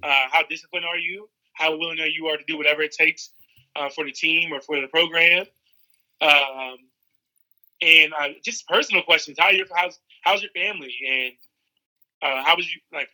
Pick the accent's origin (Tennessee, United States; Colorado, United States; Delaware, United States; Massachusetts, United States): Delaware, United States; Seaford; growing up in Seaford, Delaware